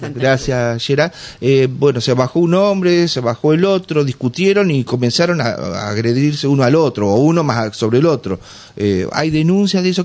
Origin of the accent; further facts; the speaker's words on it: Gualeguay area, Entre Ríos, Argentina; soy de esa zona también